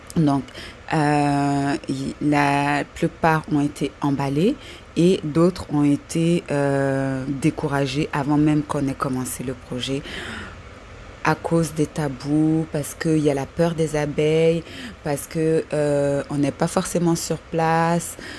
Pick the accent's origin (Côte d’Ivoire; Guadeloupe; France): Côte d’Ivoire; now in Montreal, Canada; je suis une Corrie vivant à Montréal et qui a pour but d'aller s'installer en Côte d'Ivoire, mon pays natal